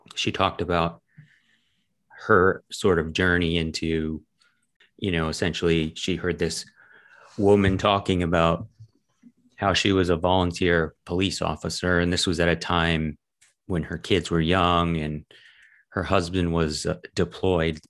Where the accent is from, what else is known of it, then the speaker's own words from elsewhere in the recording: Massachusetts, United States; I grew up in Massachusetts